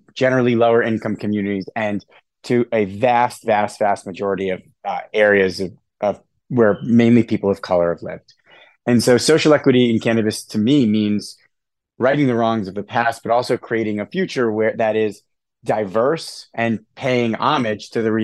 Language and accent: English; Hartford, Connecticut, United States; our team is all from the Hartford area. We're all from Connecticut